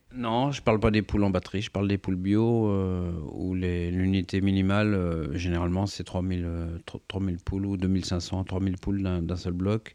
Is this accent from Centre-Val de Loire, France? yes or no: yes; the Orléans region, Centre-Val de Loire, France; chez nous, enfin dans la région orléanaise